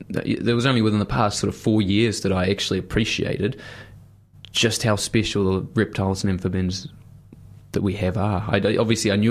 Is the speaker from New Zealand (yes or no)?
yes; Rotorua, Bay of Plenty, New Zealand; growing up in Rotorua